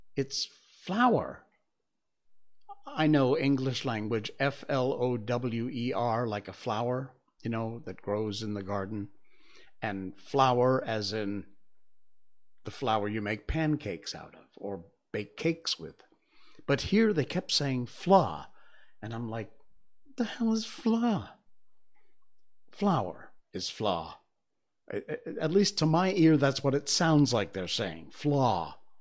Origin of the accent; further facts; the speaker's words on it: United States; moved away as an adult; I'm American. I grew up in the U S, moved here almost twenty years ago.